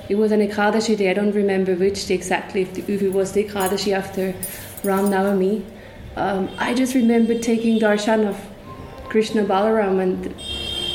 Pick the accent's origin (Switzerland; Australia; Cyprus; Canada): Switzerland; moved away as an adult; now in Vrindavan, India; I was born in Switzerland